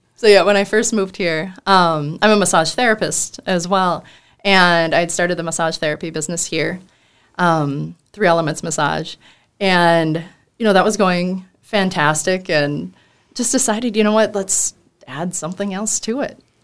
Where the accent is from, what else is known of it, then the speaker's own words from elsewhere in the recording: Mandan, North Dakota, United States; we're all from Mandan